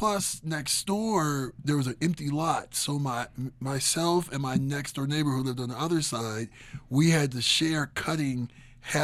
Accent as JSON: {"language": "English", "town": "Twinsburg", "region": "Ohio", "country": "United States", "tie": "born or raised there", "said": "I grew up in Twinsburg. My parents lived on, like, an acre of land."}